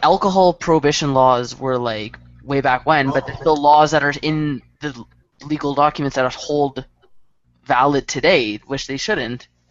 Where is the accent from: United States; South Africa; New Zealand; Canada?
Canada; we're we're united as a country